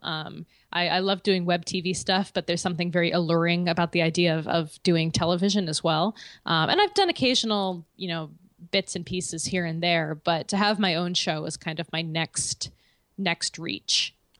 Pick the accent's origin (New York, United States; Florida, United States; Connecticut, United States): Connecticut, United States; West Hartford; I'm from West Hartford